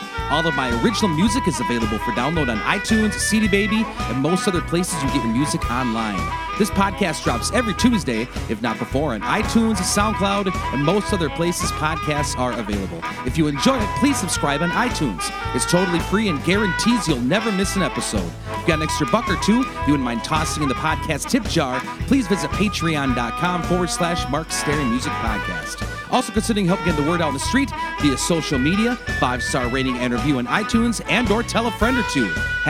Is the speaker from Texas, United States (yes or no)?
no; Turtle Lake, Wisconsin, United States; now in St. Paul, United States; my hometown of Turtle Lake, Wisconsin